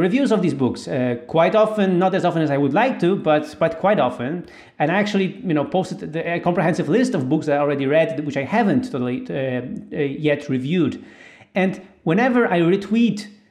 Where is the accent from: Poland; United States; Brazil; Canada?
Poland; I'm this guy from Poland